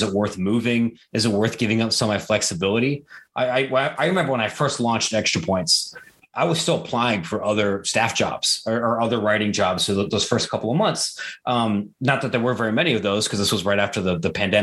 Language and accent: English; Licking County, Ohio, United States; I grew up in Licking County, which is just east of Columbus